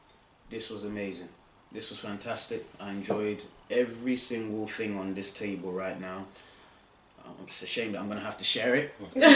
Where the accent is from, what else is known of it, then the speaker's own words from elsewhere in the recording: Ashanti, Ghana; I'm from Ghana. I'm Ashanti tribe.